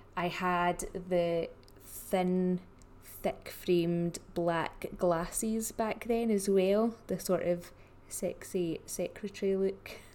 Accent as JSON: {"language": "English", "region": "Scotland", "country": "United Kingdom", "said": "I am the Scottish stylist"}